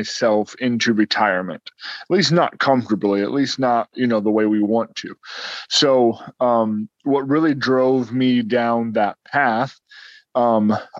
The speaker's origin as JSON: {"language": "English", "region": "Ohio", "country": "United States", "said": "We're from Ohio"}